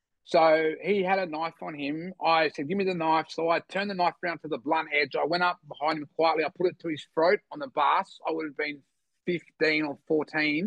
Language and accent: English; Sydney, New South Wales, Australia; also born or lived in Bogota, Colombia; I grew up in the Eastern Beaches, the city Woolloomooloo was never very far away